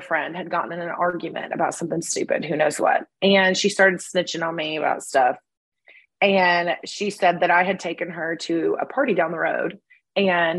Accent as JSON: {"language": "English", "town": "Bell Buckle", "region": "Tennessee", "country": "United States", "tie": "born or raised there", "said": "I was raised also my biggest memories, of course, were in a small town in Bellbuckle, Tennessee"}